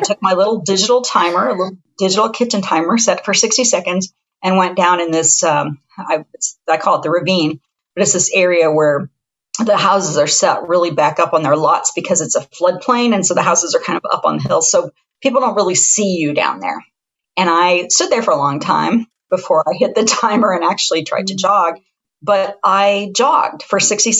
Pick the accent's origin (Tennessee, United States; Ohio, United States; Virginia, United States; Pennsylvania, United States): Ohio, United States; Columbus; moved away as an adult; also born or lived in Taos, New Mexico; I'm from Central Ohio. I'm from Columbus, which is the 15th largest metropolitan area in the United States